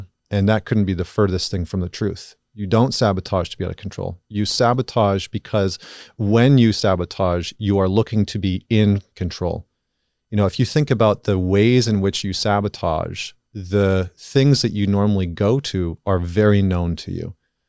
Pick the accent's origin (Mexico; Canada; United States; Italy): Canada; I'm Canadian